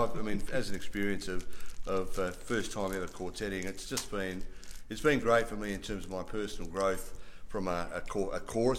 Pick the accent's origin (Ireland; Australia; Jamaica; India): Australia; Adelaide, South Australia; moved away; Adelaide is still a bit my hometown originally